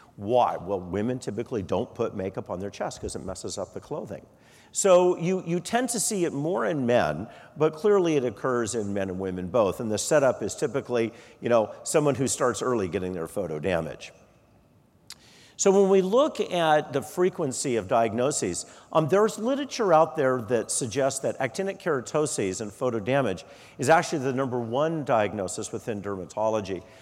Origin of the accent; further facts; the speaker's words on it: Arizona, United States; moved away; also born or lived in Colorado; I'm originally from Arizona